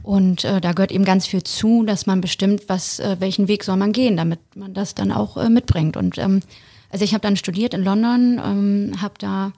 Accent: Bremen, Germany; moved away as an adult; now in Hamburg, Germany; Ich ähm, bin ursprünglich gebürtige Bremerin

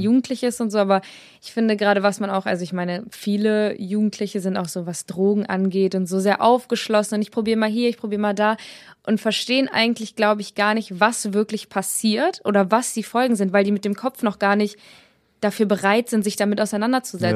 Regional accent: Braunschweig, Lower Saxony, Germany; ich bin 20, ich komme aus Braunschweig

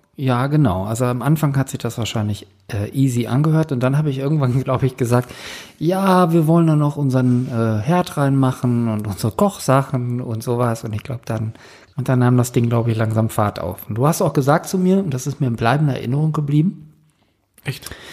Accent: Northern Germany, Germany; moved away; bei uns im Norden

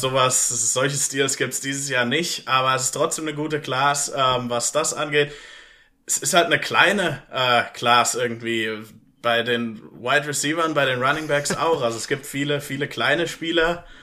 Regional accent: Germany; also born or lived in Pittsburgh, United States; ich bin Deutscher

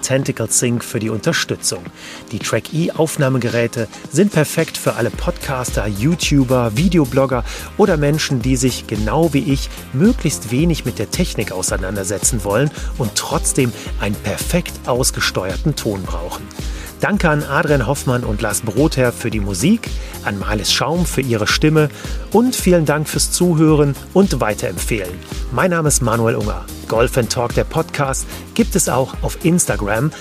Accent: Germany; bei uns in Deutschland

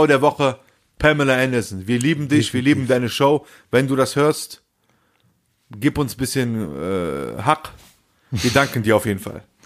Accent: Rhineland, Germany; Wo sind wir aufgewachsen? Im Rheinland

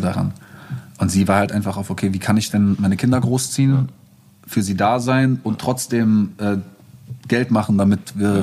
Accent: Berlin, Germany; Ich bin irgendwie in Moabit aufgewachsen

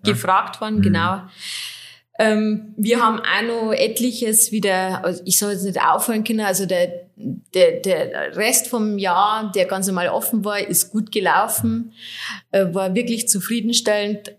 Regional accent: Schönsee, Bavaria, Germany; also born or lived in Oberviechtach / Regensburg; ich bin äh, nicht gebürtige Oberfichtacherin, sondern ich komme aus Schönsee, so 13 Kilometer weiter östlich. Ich war aber dann schon zur Schulzeit in Oberfichtach am wartenburg gymnasium

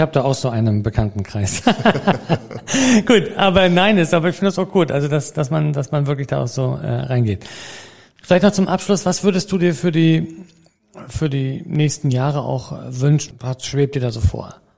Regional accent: Mecklenburg-Vorpommern, Germany; bei uns in Mecklenburg-Vorpommern

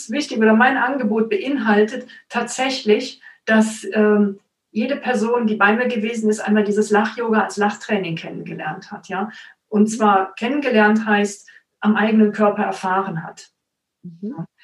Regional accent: Cologne, North Rhine-Westphalia, Germany; now in Stuttgart, Germany; Ich komme tatsächlich aus Köln.

